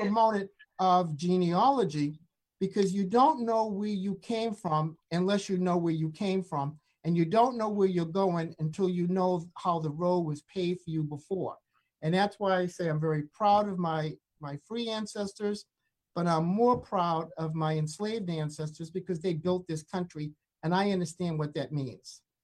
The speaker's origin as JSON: {"language": "English", "region": "the North", "country": "United States", "tie": "born or raised there", "said": "growing up in the North"}